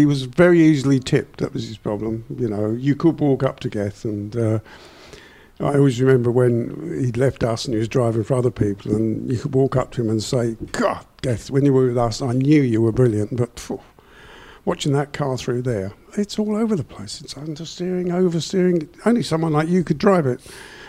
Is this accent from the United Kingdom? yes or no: yes; England, United Kingdom; we're from England